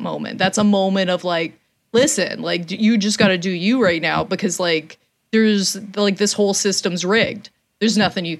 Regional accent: Canada; as a Canadian

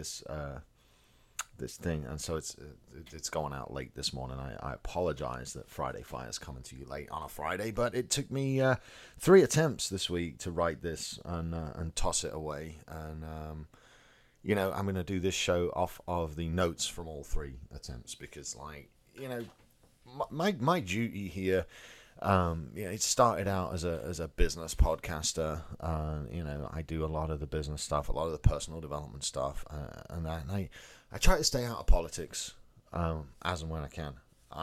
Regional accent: England, United Kingdom; moved away as an adult; also born or lived in America; now in United States; I grew up in England, as you can probably tell

